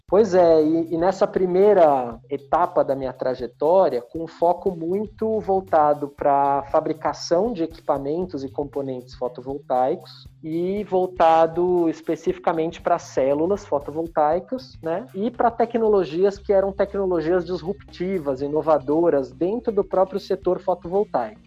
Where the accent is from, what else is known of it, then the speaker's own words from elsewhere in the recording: São Paulo, Brazil; paulista paulistano de São Paulo, é, nascido e criado em São Paulo